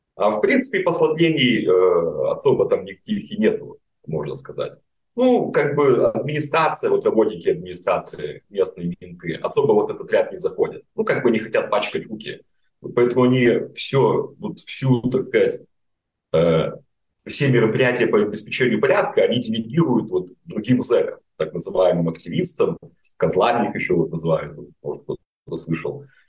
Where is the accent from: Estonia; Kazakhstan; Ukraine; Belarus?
Belarus; Grodno, Grodno Region; moved away as an adult; обратно в Гродно, мой родной город